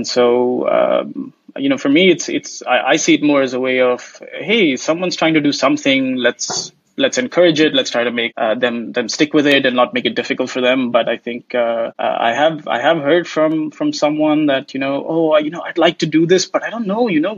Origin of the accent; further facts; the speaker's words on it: India; So obviously I hail originally from India, although I haven't lived there much.